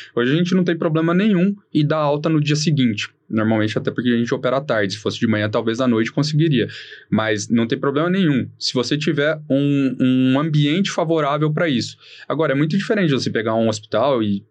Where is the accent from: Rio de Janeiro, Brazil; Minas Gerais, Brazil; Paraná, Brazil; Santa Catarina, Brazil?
Paraná, Brazil; Maringá; moved away as an adult; also born or lived in Porto Alegre; now in São Paulo, Brazil; sou de Maringá, no Paraná, fiz faculdade em Porto Alegre, na Federal de Ciências da Saúde, e depois vim aqui para São Paulo